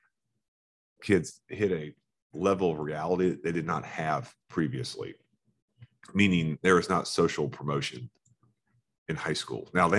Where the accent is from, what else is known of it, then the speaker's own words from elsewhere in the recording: Florida, United States; Growing up in Florida